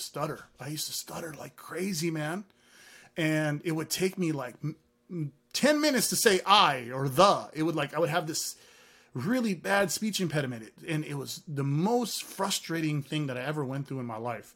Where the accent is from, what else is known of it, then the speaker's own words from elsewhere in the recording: Hayward, California, United States; first language Arabic; English is a second language; also born or lived in San Francisco, California / San Leandro, California; growing up in the streets of Hayward, California